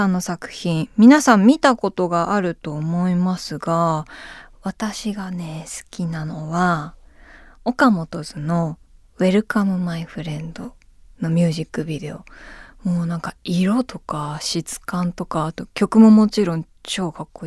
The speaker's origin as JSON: {"language": "Japanese", "country": "Japan", "tie": "born or raised there", "said": "錦糸町がね私の地元にちょっと近いんだ"}